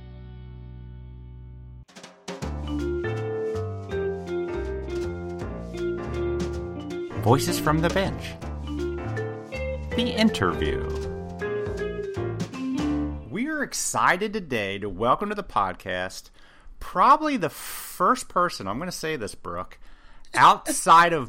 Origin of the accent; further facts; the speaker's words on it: Indiana, United States; here in my home state of Indiana